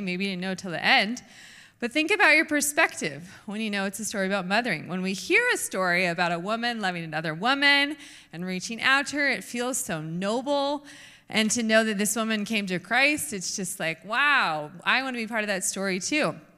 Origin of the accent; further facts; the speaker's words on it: United States; we are American women